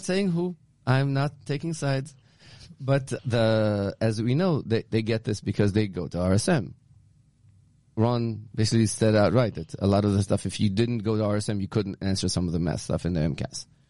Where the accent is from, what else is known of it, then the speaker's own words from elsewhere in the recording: Israel; now in Newton, United States; growing up in Israel because I grew up in a communist country